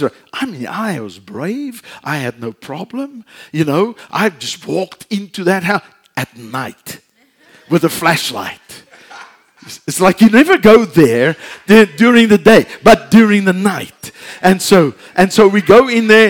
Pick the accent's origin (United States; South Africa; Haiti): South Africa; moved away; we're from South Africa